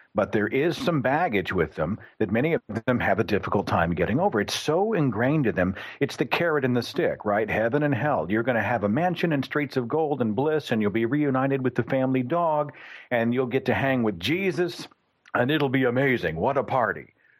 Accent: Oklahoma, United States; in Oklahoma, which is my home state, there's a church on every half block

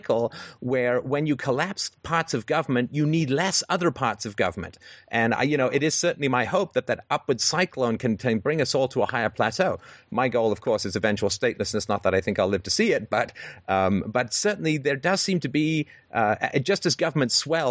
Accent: England, United Kingdom; growing up in England in the 70s

